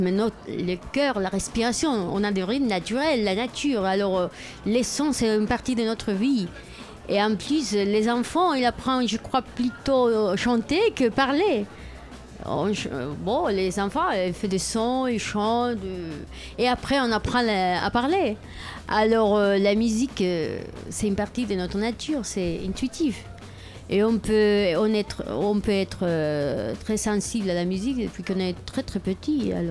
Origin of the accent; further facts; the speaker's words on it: Barcelona, Catalonia, Spain; French is a second language; moved away; je viens de Barcelone